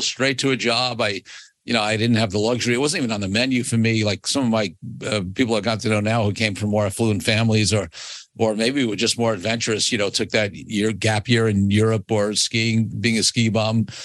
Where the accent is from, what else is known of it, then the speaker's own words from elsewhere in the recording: New York City, New York, United States; I grew up in Brooklyn, New York